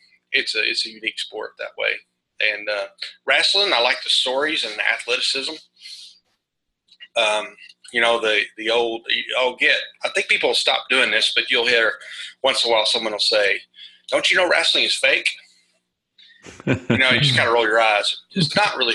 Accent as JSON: {"language": "English", "region": "Arkansas", "country": "United States", "tie": "born or raised there", "said": "I am from Arkansas and probably one of the smaller states in the union"}